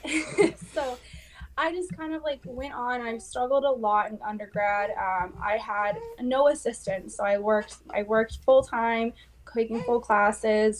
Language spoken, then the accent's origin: English; West Coast, United States; now in Manchester, United States; I am originally from the West Coast